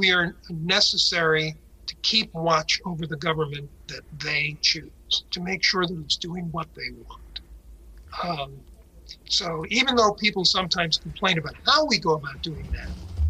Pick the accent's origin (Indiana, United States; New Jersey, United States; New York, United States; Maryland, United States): New York, United States; New York City; moved away as an adult; now in Portland, United States; being a student at the Bronx High School of Science